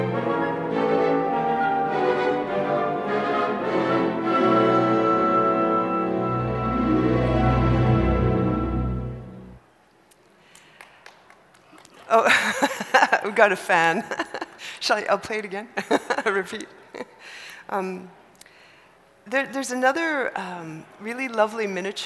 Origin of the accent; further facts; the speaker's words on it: Canada; me being Canadian